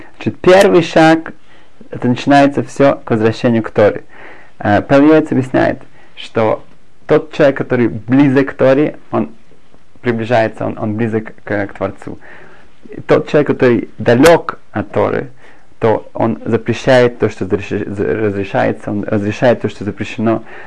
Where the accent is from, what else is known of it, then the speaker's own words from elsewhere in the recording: Germany; moved away as an adult; also born or lived in Berlin; now in Israel; я сам из Германии